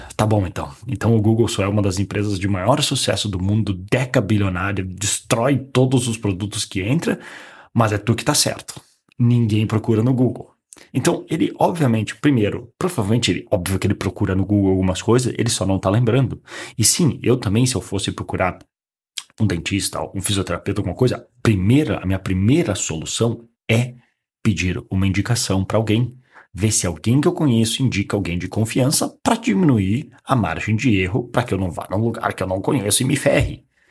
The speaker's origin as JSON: {"language": "Portuguese", "town": "Caxias do Sul", "region": "Rio Grande do Sul", "country": "Brazil", "also_born_or_lived": "Porto Alegre", "moved": "as an adult", "said": "eu sou de uma cidade do, do interior do Rio Grande do Sul, não é bem interior, é uma das maiores cidades do, do Rio Grande do Sul, que é Caxias do Sul"}